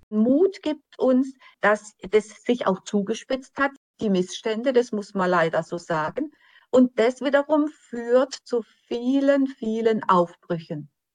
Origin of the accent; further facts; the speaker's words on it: Germany; gerade für uns als Deutsche